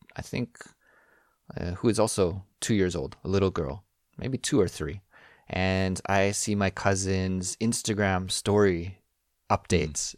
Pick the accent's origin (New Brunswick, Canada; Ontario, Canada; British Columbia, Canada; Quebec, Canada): British Columbia, Canada; moved away as an adult; now in Korea; my hometown in Canada